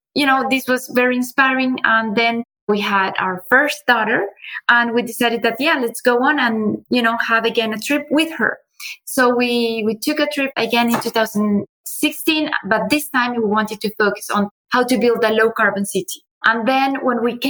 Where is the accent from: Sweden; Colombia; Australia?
Colombia; moved away as an adult; also born or lived in Finland / China; now in France; I grew up in Colombia.